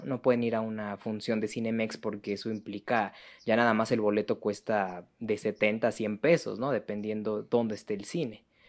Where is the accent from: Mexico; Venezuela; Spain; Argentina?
Mexico; Mexico City; yo que soy de la Ciudad de México